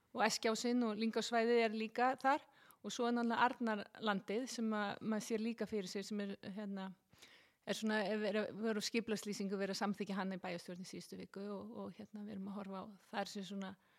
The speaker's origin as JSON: {"language": "Icelandic", "town": "Seltjarnarnes", "region": "Capital Region", "country": "Iceland", "tie": "born or raised there", "said": "Ég er alveg upp á Seltíðanesi"}